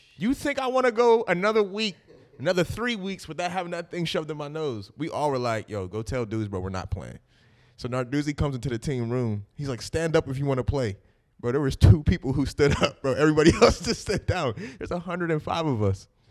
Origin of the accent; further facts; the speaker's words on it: Pittsburgh, Pennsylvania, United States; we're all Pittsburgh people